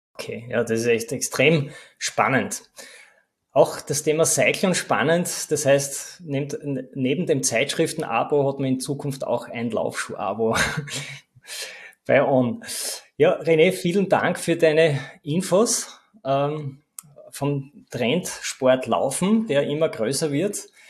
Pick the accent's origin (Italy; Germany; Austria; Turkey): Austria; Bei uns in Österreich